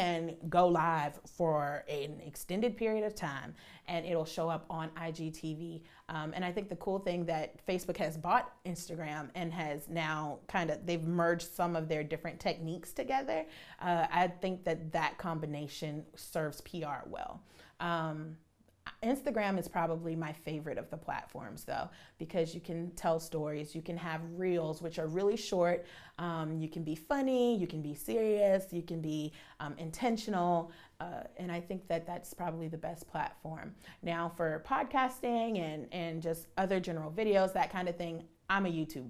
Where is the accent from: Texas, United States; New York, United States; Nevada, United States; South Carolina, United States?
South Carolina, United States; Charleston; I'm born and raised in Charleston, so WCSC is what my family watched